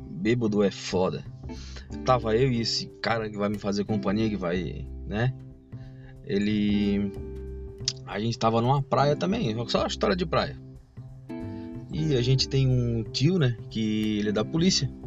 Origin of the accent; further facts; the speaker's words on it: Palhoça, Santa Catarina, Brazil; A gente estava numa praia aqui de a Grande Florianópolis, né, que a gente é de Floripa, a gente é de Palhoça. Palhoça, né? Palhoça que é a terra querida.